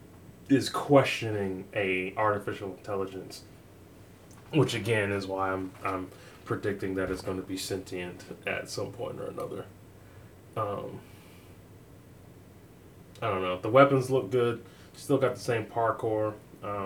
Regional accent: United States; as an American, I go to work like the rest of most Americans

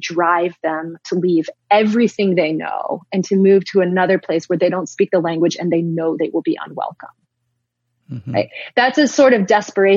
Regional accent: Wisconsin, United States; now in Canada; from detasseling corn in Wisconsin when I was 13

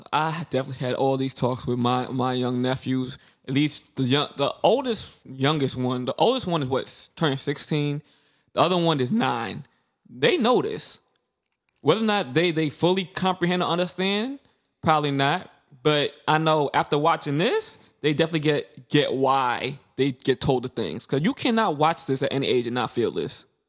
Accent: New York City, New York, United States; growing, growing up in Brooklyn, especially in the nineties and two thousands

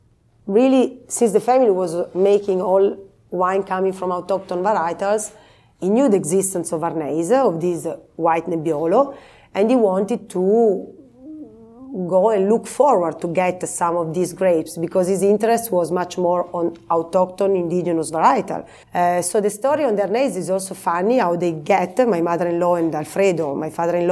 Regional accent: Santo Stefano Belbo, Piedmont, Italy; I'm from Santo Stefano Belbo, which is a village in the middle of the Moscato area, so not that far away from Castiglione Falletto.

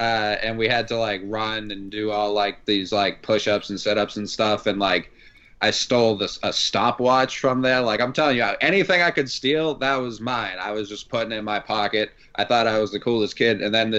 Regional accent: Boston, Massachusetts, United States; I grew up in Boston, Irish Catholic

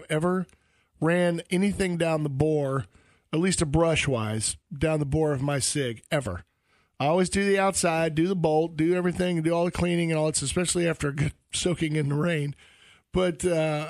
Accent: South Georgia, United States; I'm from South Georgia

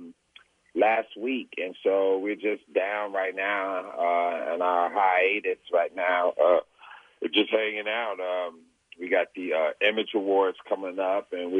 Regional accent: Chicago, Illinois, United States; I'm from Chicago

